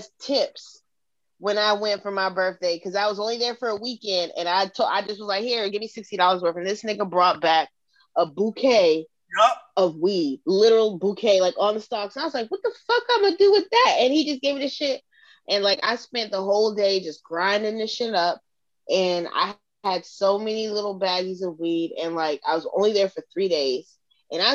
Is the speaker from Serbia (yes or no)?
no; Norfolk, Virginia, United States; I'm from Norfolk.